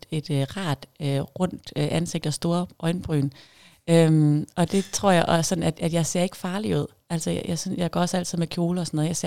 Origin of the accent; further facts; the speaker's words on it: Jutland, Denmark; accent: Jutlandic; now in Zealand, Denmark; nu ved jeg ikke, om jeg snakker jysk mere, jeg har boet længere tid på Sjælland. Men jeg håber da, at der stadigvæk er noget jysk derinde